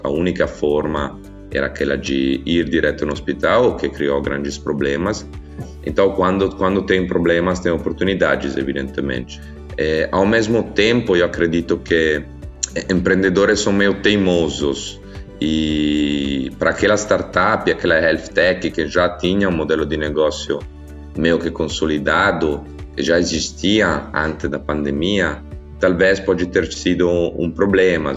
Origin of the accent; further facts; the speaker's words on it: Italy; Portuguese is a second language; also born or lived in São Paulo, Brazil; sou italiano